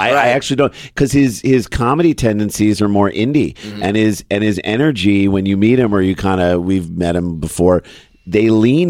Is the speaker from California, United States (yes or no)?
no; St. Louis, Missouri, United States; moved away; we grew up in St. Louis